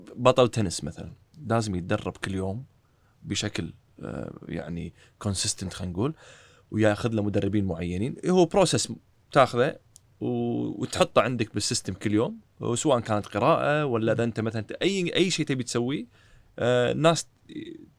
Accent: Kuwait; عندنا بالكويت

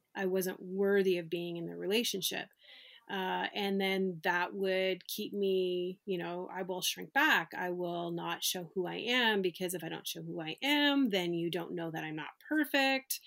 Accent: Canada; when I was growing up bowling in Canada, 'cause I'm from Canada

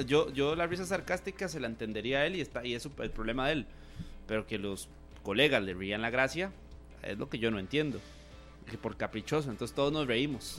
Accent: Costa Rica

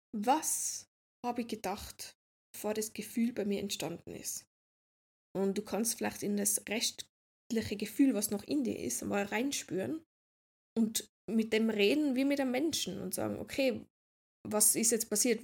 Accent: Austria; ich bin aus Österreich

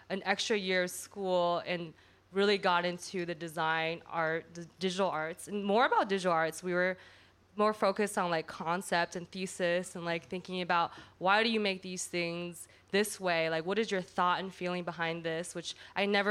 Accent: Portland, Oregon, United States; also born or lived in Chicago; now in New York, United States; I grew up in Portland

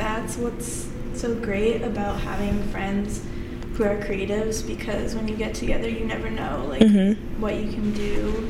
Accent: Maine, United States; moved away as an adult; now in New York, United States; I grew up in Maine and there's honestly not a lot creatively going on.

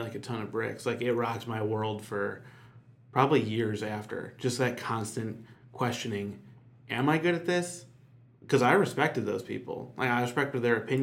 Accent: Chicago, Illinois, United States; moved away as an adult; now in Nashville, United States; I'm from Chicago originally

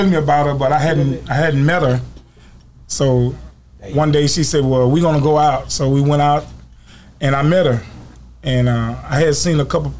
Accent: Shreveport, Louisiana, United States; moved away; I'm originally out of Shreveport, Louisiana.

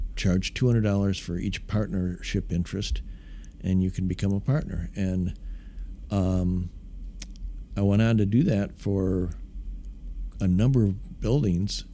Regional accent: Midwest, United States; now in Dallas, United States; it was a great great town to grow up in. Uh, I think I love the Midwest values. I love uh, being from there.

